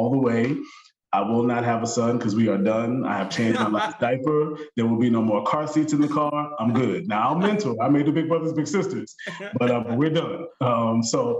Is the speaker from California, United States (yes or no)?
no; Long Island, New York, United States; I'm from Long Island, right? Born and raised